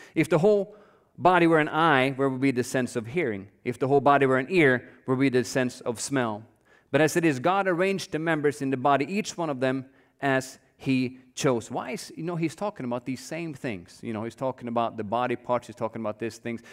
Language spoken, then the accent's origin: English; Norway; now in United States; I grew up in Norway. I don't know if all of you know that, but I grew up there.